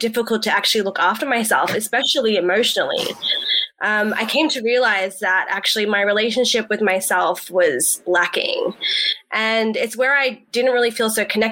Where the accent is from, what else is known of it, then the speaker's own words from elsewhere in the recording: Sydney, New South Wales, Australia; I'm Australian Pakistani. I grew up in the West. So I'm a West Side